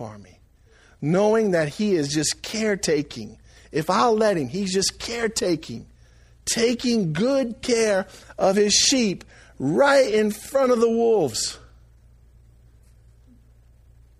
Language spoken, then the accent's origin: English; Franklin, United States; I was born and raised in Franklin.